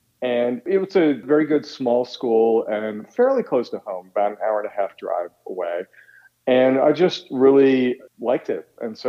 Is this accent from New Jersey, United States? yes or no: yes; Middletown, New Jersey, United States; moved away as an adult; also born or lived in Red Bank, New Jersey / Easton, Pennsylvania; now in Washington, D.C., United States; And I was born in Red Bank, New Jersey, and grew up in the town next door, Middletown, and down the shore, as we say, in Jersey. So it's in the heart of … country.